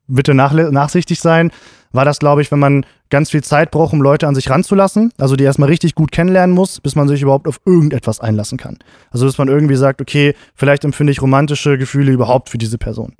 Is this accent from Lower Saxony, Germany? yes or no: yes; Gifhorn, Lower Saxony, Germany; also born or lived in Braunschweig; meine Heimatstadt